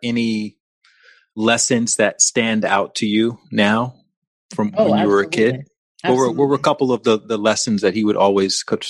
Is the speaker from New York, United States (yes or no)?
no; Montgomery, Alabama, United States; I grew up in Montgomery, Alabama.